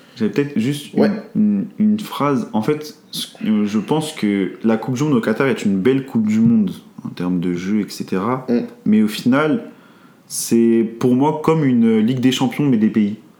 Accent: France; nous en tant que français

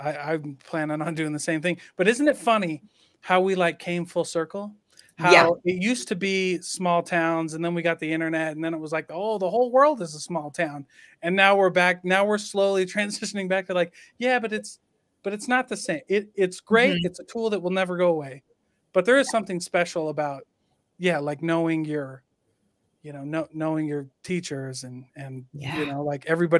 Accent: Midwest, United States; Like I remember growing up in the Midwest and getting, I mean, I was a troublemaker. I mean, but we were in a small town.

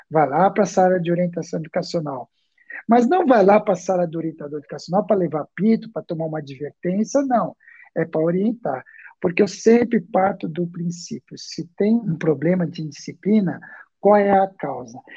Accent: São Paulo, Brazil; also born or lived in Santo André; Eu esqueci de falar, eu sou aqui de São Paulo, né? É, nascido em Santo André, moro aqui em São Paulo.

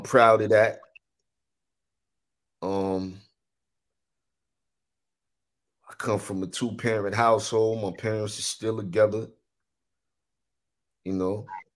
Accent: New York City, New York, United States; I'm from New York or, you know, growing up in the city

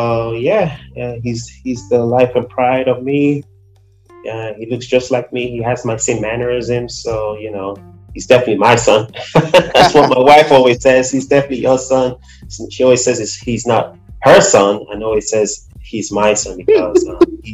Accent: Nigeria; also born or lived in Brooklyn, New York; now in New Jersey, United States; I'm originally from Nigeria. I've been here for quite some time

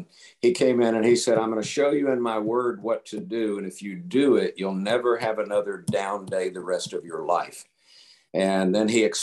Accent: Tampa, Florida, United States; moved away as an adult; also born or lived in Colorado; I was born and raised in Tampa, Florida. I lived in Tampa, Florida for 27 years

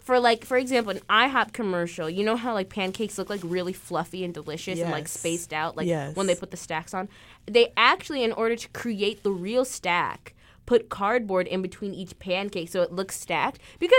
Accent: Illinois, United States; And I'm from Illinois. I'm still pretty up north, but like there's an even norther north.

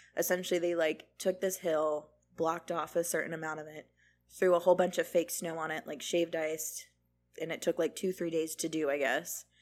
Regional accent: Florida, United States; We're born and raised in Florida

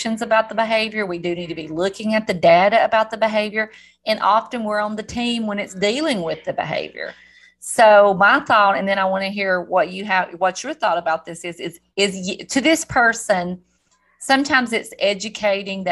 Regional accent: the South, United States; accent: southern; my southern accent

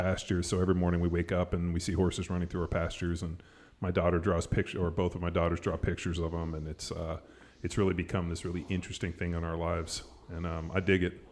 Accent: Palos Verdes, California, United States; moved away; also born or lived in Newport Beach; I grew up in Palos Verdes

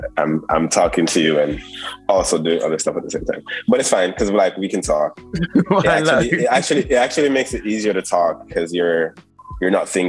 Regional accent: Cayman Islands; moved away as an adult; also born or lived in Jamaica; now in London, United Kingdom; Well, I grew up in Cayman. When I was a kid, I mean, I was born in Jamaica

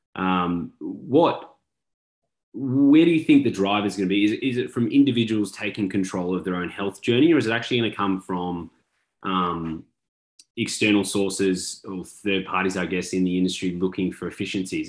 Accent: Australia; now in Texas, United States; As an Australian living in Texas

